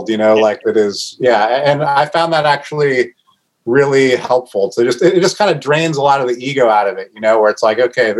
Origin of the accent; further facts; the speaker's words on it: Northwest, Pacific Northwest, United States; I grew up here